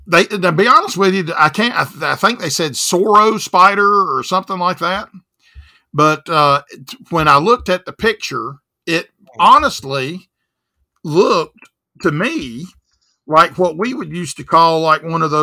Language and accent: English; the South, United States